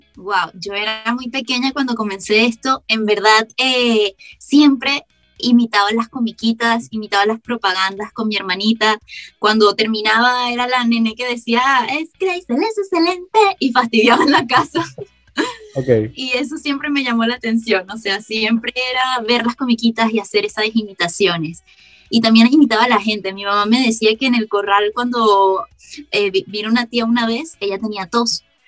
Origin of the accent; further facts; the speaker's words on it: Caracas, Capital District, Venezuela; accent: caraqueño suavizado; now in Germany; Hablo en mi caraqueño suavizado